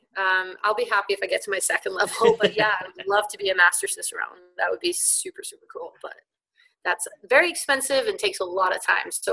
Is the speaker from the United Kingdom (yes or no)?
yes; Liverpool, North West England, United Kingdom; accent: Scouse; No, I'm from Liverpool area, so I'm Scouse.